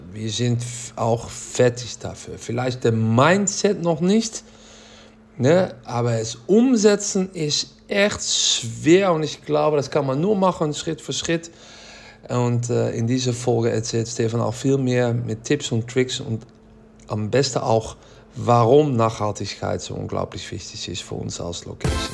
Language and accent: German; Netherlands; German is a second language; ich bin Holländer